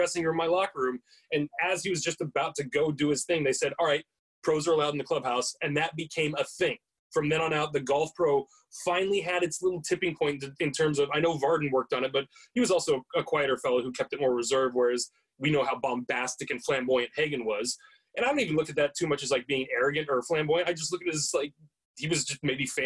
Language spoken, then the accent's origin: English; United States; I am an American